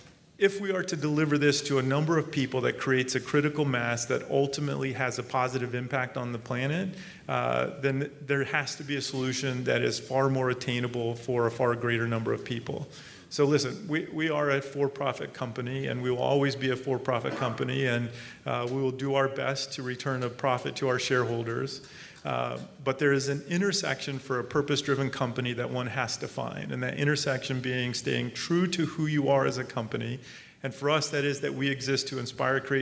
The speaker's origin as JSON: {"language": "English", "region": "Arizona", "country": "United States", "tie": "born or raised there", "said": "I grew up in Arizona."}